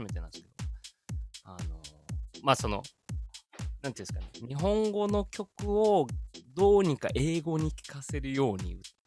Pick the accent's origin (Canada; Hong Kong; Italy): Italy; now in Japan; イタリア生まれイタリア育ちで日本人として育ってきて